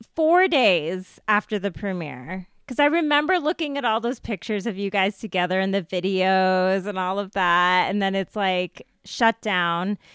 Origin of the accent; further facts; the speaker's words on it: United States; growing up in America as a brown person